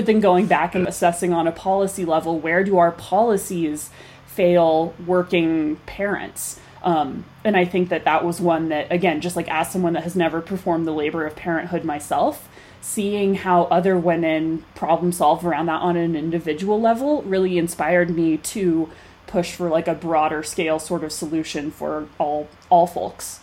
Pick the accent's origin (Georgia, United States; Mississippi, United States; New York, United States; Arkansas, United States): Arkansas, United States; Fayetteville; moved away as an adult; now in Colorado, United States; growing up in Fayetteville, track capital of the mm-hmm. world